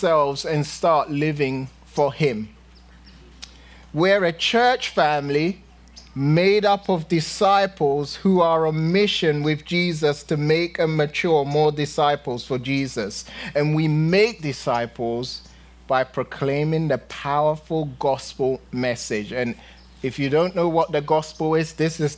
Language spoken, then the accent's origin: English; London, United Kingdom; moved away; when I was young in London, growing up in London